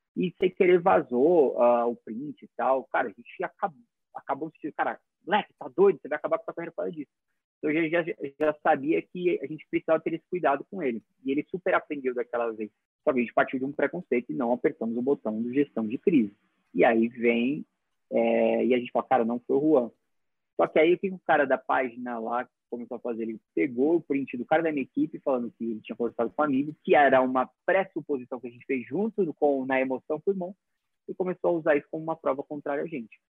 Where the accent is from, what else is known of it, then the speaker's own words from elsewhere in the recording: Brazil; como brasileiro